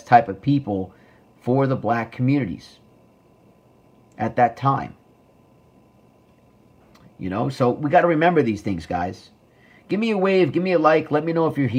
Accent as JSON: {"language": "English", "area": "Rockland", "region": "New York", "country": "United States", "tie": "born or raised there", "moved": "as an adult", "lives_now": "New Jersey, United States", "said": "my hometown of Rockland. You know, I grew up there for a long time"}